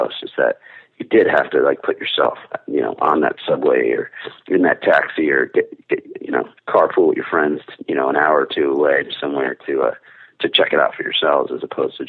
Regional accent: New Jersey, United States; I still live in the same neighborhood I was born in.

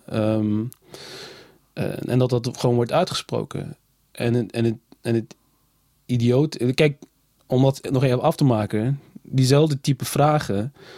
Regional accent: Nijmegen, Gelderland, Netherlands; Ik kom uit Nijmegen, ik ben in Nijmegen geboren

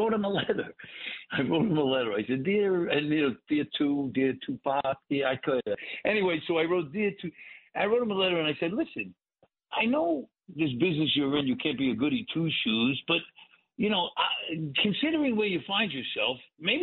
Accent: New York City, New York, United States; moved away as an adult; also born or lived in Hollywood; I grew up in Brooklyn in the 50s and 60s

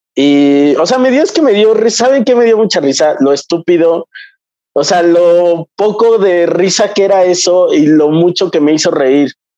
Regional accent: Mexico; soy un mestizo y, ya no soy ni siquiera mestizo, soy mexicano

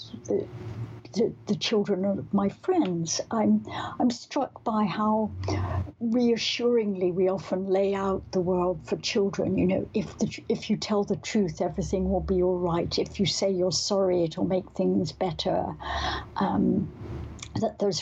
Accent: Scotland, United Kingdom; Growing up in Scotland, although we weren't particularly religious

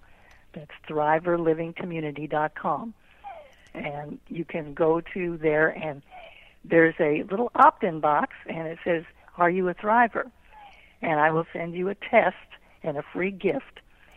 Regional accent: Pomerania, Germany; now in United States; I grew up in Germany in a small Pomeranian village. And like I said, after World War II, you know, I came to this country, and then I eventually wrote the book.

